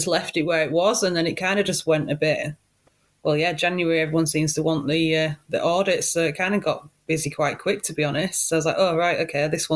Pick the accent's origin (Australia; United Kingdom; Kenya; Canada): United Kingdom; Hull, Yorkshire and the Humber; now in Cheshire, United Kingdom; originally from Hull